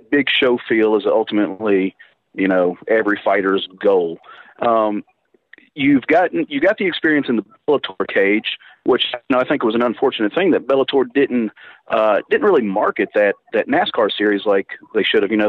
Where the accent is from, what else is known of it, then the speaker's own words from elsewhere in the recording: Middle Tennessee, United States; I'm from the Middle Tennessee area